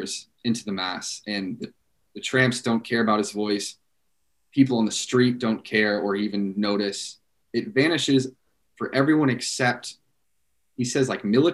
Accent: United States; as an American

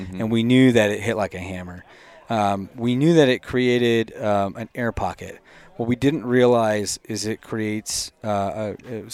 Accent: Boise, Idaho, United States; I'm from Boise

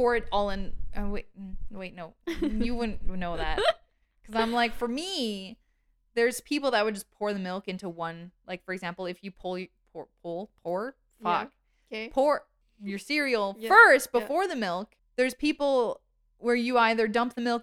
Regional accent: Canada; we're from Canada

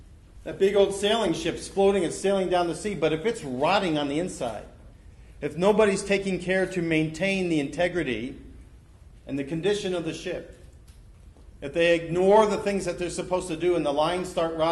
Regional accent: New York, United States; also born or lived in Florida; now in Ohio, United States; I grew up in Long Island Sound. I moved to Florida. And then I moved to Ohio

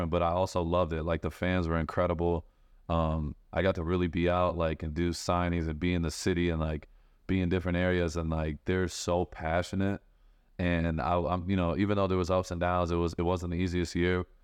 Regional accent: Michigan, United States; I'm originally from Michigan

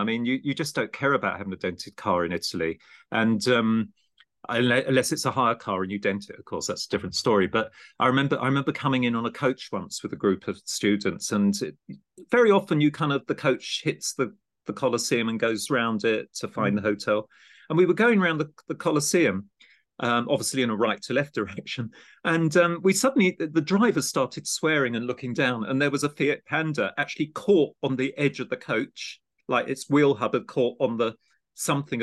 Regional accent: Gravesend, South East England, United Kingdom; I grew up in Gravesend on the other side of the estuary

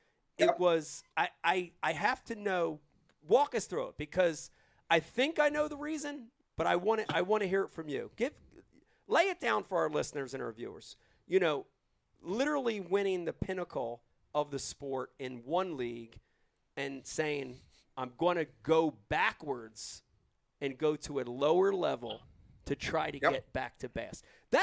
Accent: New Jersey, United States; growing up in Jersey

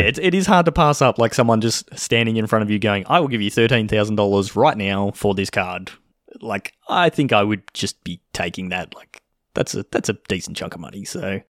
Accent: Australia; accent: Australian; I'm speaking Australian

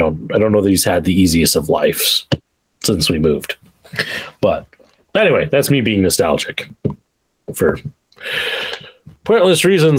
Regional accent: Spearfish, South Dakota, United States; moved away; I went back to my hometown of Spearfish, South Dakota

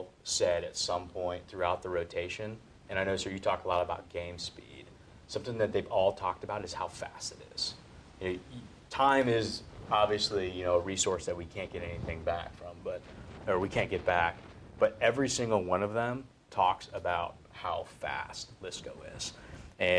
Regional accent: Gwinnett County, Georgia, United States; moved away as an adult; now in Fort Johnson, United States; I come from Gwinnett County, Georgia.

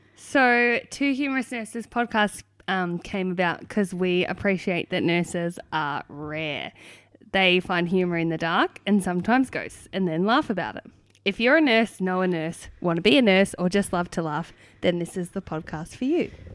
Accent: Hoppers Crossing, Victoria, Australia; I was born and raised in Hoppers Crossing

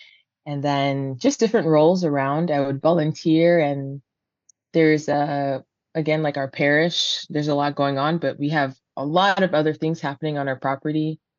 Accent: Nigeria; There's 7 of us, and we're Nigerian, so our names aren't easy.

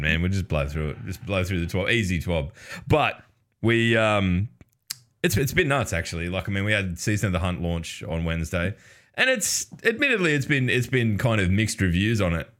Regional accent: Australia; as an Australian

